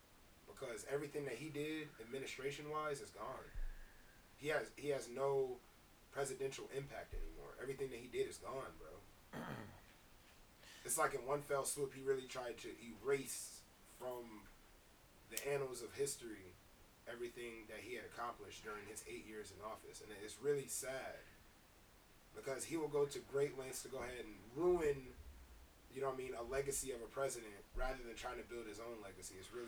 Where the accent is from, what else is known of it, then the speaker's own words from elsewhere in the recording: Detroit, Michigan, United States; Like, I grew up in Detroit, you know what I mean? I grew up around minorities.